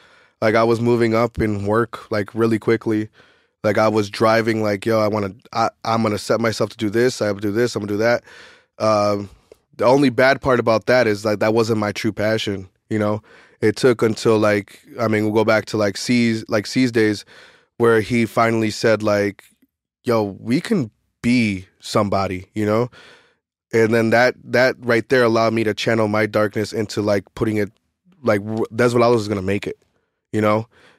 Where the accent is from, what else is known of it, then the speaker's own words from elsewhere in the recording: Chicago, Illinois, United States; And I'm from the South Side of Chicago. I'm from where it started.